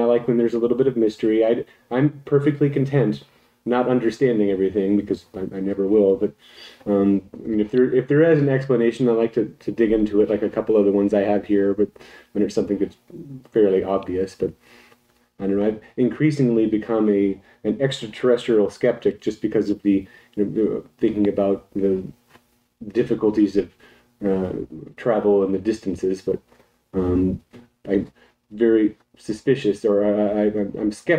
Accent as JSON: {"language": "English", "town": "Abilene", "region": "Texas", "country": "United States", "tie": "born or raised there", "said": "a young man growing up in Abilene"}